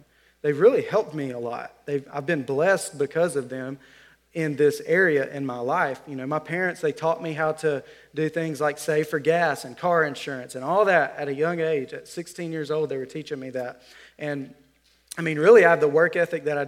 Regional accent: Alabama, United States; I'm from Alabama

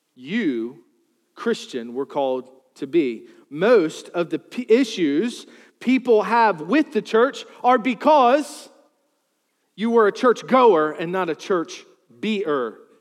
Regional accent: Charles City, Virginia, United States; I grew up in Charles City, New Kent.

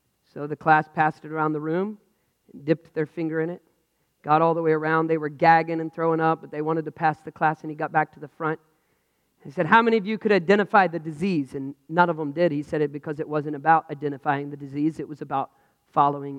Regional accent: United States; I'm frustrated as an American.

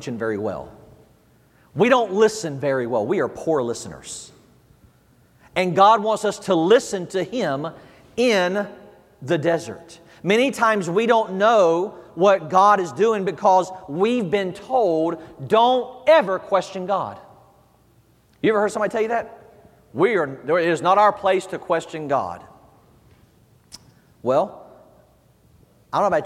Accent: the South, United States; moved away; I'm from the South, as you can tell. We do church a little different down there. You know, we were raised in church down there

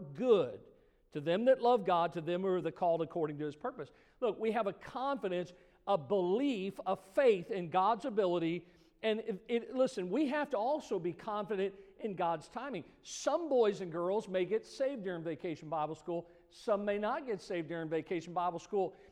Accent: Missouri, United States; I grew up in Missouri, you know, and Missouri is the show me state.

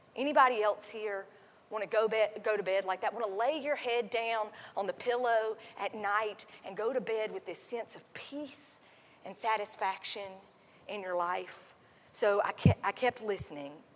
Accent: North Carolina, United States; I am from North Carolina

